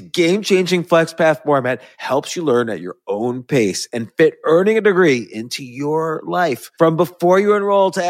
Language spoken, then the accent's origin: English; New Jersey, United States; I was from New Jersey